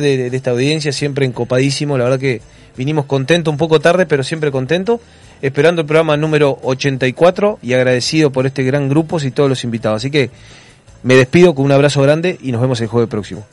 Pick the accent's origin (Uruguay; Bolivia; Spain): Uruguay; Nosotros somos uruguayos y somos promotores del, del vino uruguayo